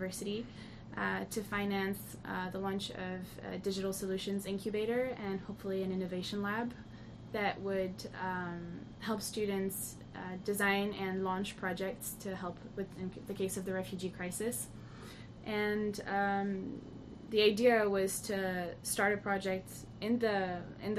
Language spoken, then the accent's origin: English; France; moved away; I grew up in France